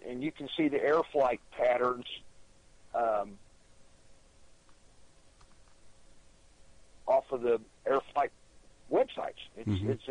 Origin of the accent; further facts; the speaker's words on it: Odessa, Texas, United States; I'm from Odessa, Texas.